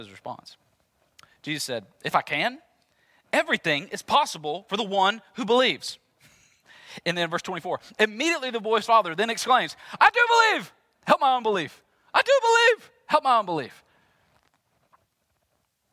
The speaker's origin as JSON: {"language": "English", "town": "Jackson", "country": "United States", "said": "I'm from Jackson"}